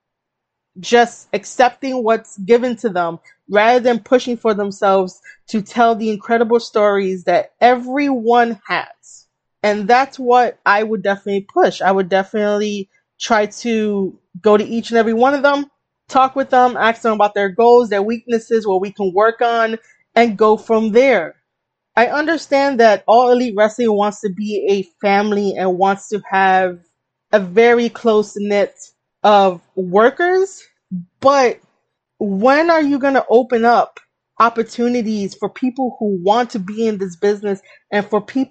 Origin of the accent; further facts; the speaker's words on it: New York City, New York, United States; I'm from New York City